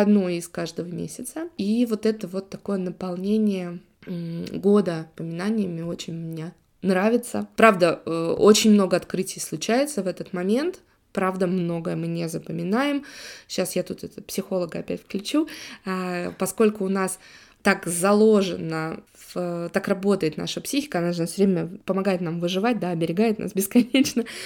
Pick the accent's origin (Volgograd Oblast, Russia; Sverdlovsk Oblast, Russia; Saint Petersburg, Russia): Saint Petersburg, Russia; also born or lived in Italy; коренная жительница Санкт-Петербурга